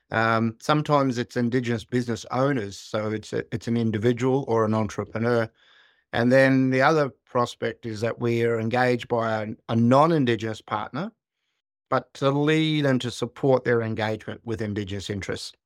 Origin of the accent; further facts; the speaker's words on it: Kalkadoon country, northwestern Queensland, Australia; I was born and raised on Kalkadoon country